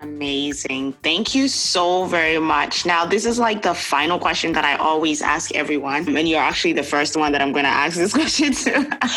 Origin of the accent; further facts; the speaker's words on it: Ghana; now in Canada; I grew up in Ghana, growing up in Ghana